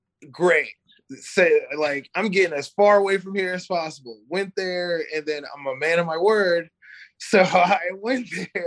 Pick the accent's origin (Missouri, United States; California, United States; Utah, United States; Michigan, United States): Missouri, United States; also born or lived in North Carolina; now in Sacramento, United States; So I come from like a small town in Missouri to like the hood.